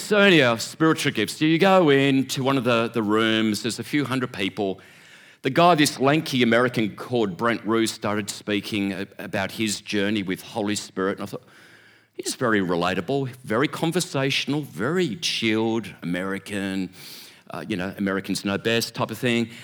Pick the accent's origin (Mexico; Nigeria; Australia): Australia; Sydney, New South Wales; growing up in Churches of Christ in Sydney.